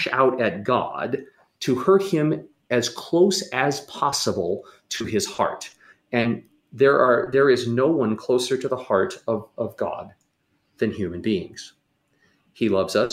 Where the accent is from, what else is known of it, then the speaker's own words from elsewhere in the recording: St. Louis, Missouri, United States; I grew up in St. Louis